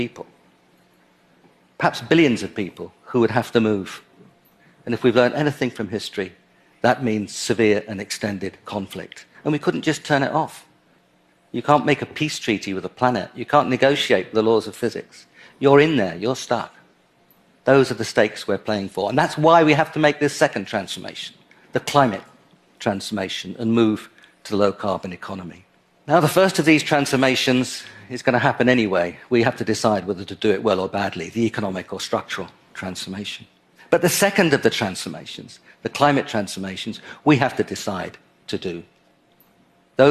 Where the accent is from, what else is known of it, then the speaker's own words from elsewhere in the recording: London, United Kingdom; my hometown, London.